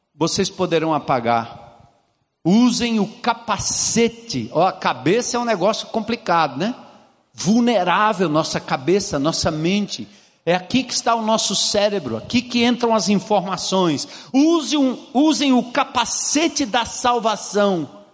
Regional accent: Brazil; nós, como brasileiros

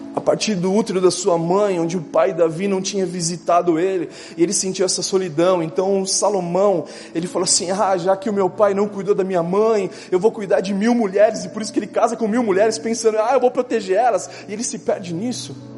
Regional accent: Brazil; eu nasci no Brasil

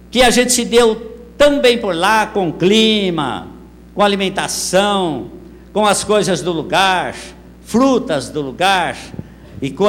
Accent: São Paulo, Brazil; accent: sounds mineiro; Eu, paulista, de uma região lá em São Paulo, onde o pessoal fala mais como mineiro do que paulista, todo lugar que eu vou, o pessoal pergunta: Pastor, o senhor é mineiro?

